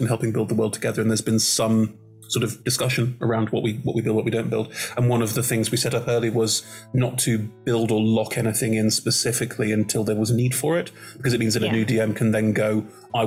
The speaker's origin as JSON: {"language": "English", "country": "Germany", "tie": "born or raised there", "said": "I'm German. I was born and raised in Germany."}